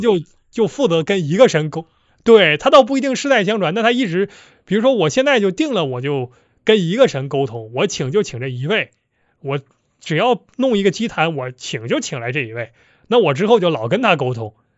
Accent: Northeast China, China; accent: Northeastern (Dongbei) dialect; 我们东北话

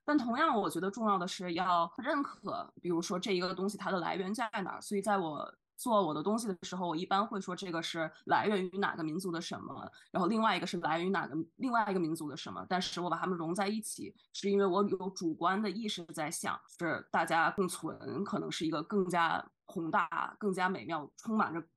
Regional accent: Beijing, China; moved away as an adult; also born or lived in Xi'an, China; now in London, United Kingdom; 我好像作为出生在北京的人

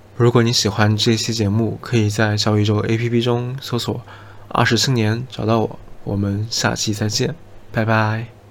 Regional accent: Jiangxi, China; 以我自己的家乡为例子，我出生在江西，而江西的卷子是全国一卷

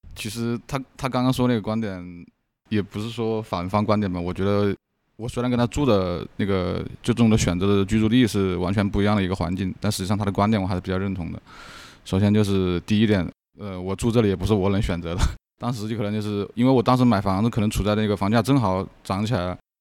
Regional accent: Wuhan, Hubei, China; 我是个武汉人

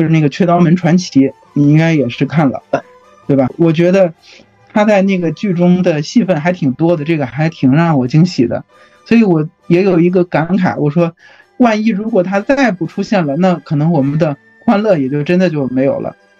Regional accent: Hebei, China; now in Beijing, China; 我家是河北的， 但是我就是来北京已经十来年了吧。

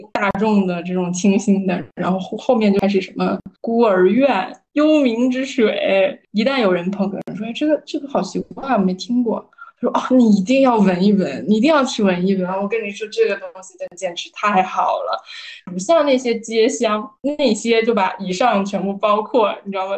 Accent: Northeast China, China; 我老家在东北嘛

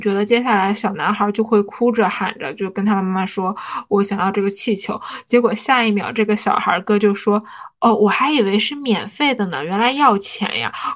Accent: Northeast China, China; 因为我作为一个东北人，其实每年到了冬天，我都要重新去购入一双雪地靴

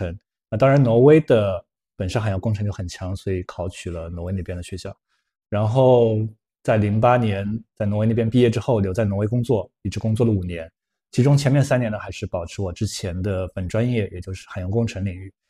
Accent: Zhejiang, China; moved away as an adult; also born or lived in Norway; 我是浙江人

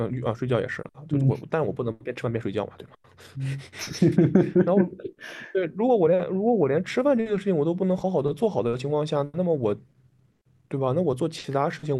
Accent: Henan, China; accent: Henan; 啊，这个国家河南人很多， {S0} 救命！ {S1} 对，那我口音就回来了。

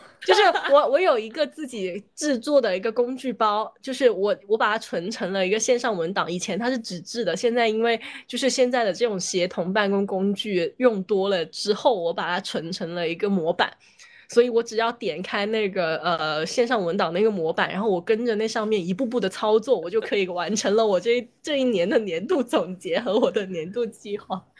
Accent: Guangdong, China; 就是我念大学也在广东，然后成长也在广东的一个人，我决定要踏出广东省北上

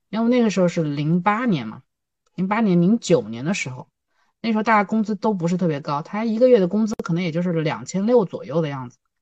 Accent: Chenzhou, Hunan, China; moved away as an adult; now in Changsha, China; 我其实不长沙土著，我是一个湖南人，但是我是一个郴州人

